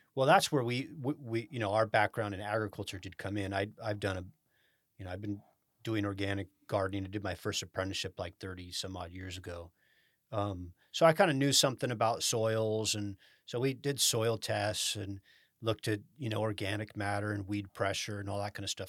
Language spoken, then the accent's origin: English; Sacramento, California, United States; also born or lived in Rancho Cordova, California / Carmichael, California; I grew up in Sacramento